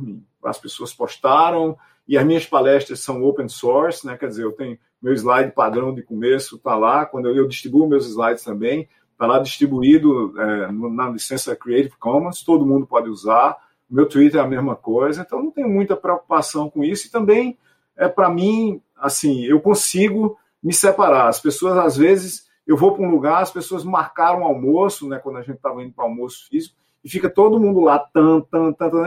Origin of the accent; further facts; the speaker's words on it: Itaporanga, Paraíba, Brazil; minha cidade, Itaperuá, no interior da Paraíba